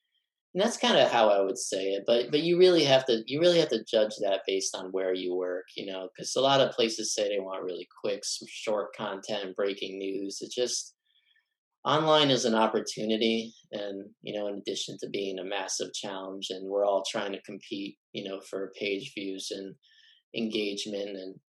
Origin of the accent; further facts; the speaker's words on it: Texas, United States; So I am from Texas. I went to the same high school as Woody Allen, and I come from a family of court stenographers.